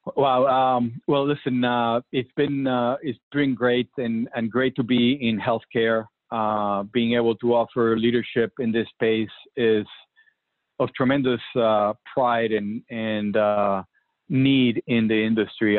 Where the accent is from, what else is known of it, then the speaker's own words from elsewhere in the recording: Puerto Rico; I remember growing up in Puerto Rico